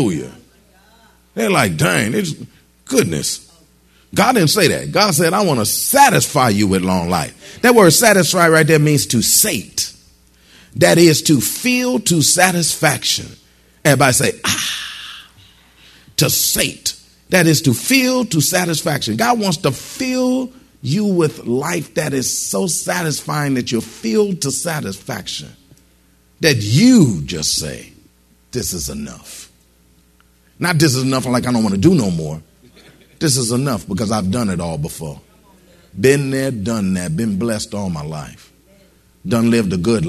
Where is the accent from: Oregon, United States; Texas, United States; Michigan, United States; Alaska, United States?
Michigan, United States; I was born in Michigan